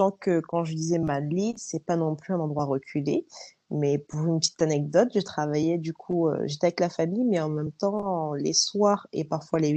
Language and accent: French; France; moved away as an adult; also born or lived in Australia; au début, je disais bah je viens de France.